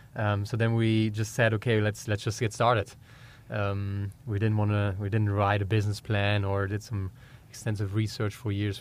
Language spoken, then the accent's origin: English; Germany; accent: German; English is a second language; moved away as an adult; also born or lived in Georgia, United States; now in United States; growing up in Germany, very meat heavy